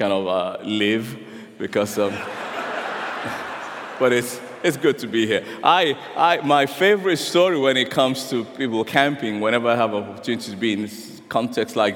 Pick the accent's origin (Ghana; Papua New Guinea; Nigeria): Nigeria; I'm a Nigerian